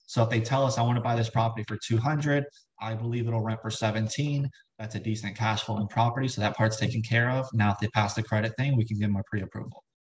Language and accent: English; South Florida, United States; moved away as an adult; now in Richmond, United States; right now, I, I live in Richmond, Virginia. I'm from South Florida